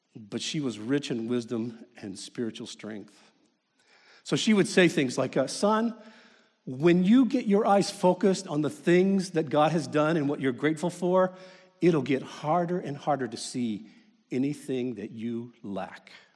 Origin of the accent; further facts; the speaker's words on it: Kentucky, United States; I grew up in Kentucky